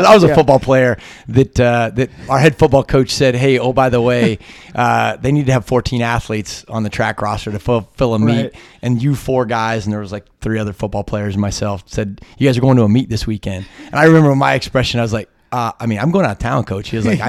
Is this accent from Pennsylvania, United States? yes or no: yes; Johnstown, Pennsylvania, United States; And I know I grew up in Johnstown, Pennsylvania, which is small steel coal town.